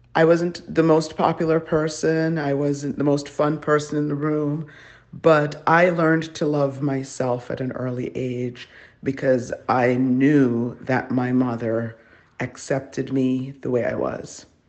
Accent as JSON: {"language": "English", "country": "Jamaica", "moved": "yes", "said": "I'm from originally from Jamaica"}